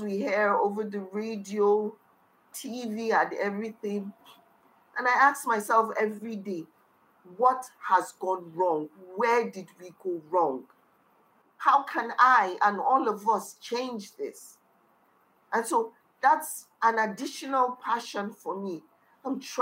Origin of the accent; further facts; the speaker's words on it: Kano, Kano State, Nigeria; also born or lived in Niger State; I was born and brought up in Kano, but I'm originally from the middle belt of Nigeria, which is from Niger State. I grew up in Kano